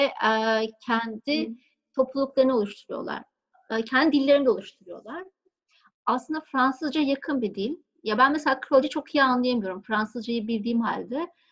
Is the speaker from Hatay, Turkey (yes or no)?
no; Bozcaada, Çanakkale, Turkey; moved away; also born or lived in Istanbul / La Réunion; Ben Bozcaada'da doğdum. E, benim doğduğum zamanlar yani benim yaşadığım çocukluğum geçtiği zamanlar böyle Bozcaada e, çok böyle minik sakin bir kasabaydı.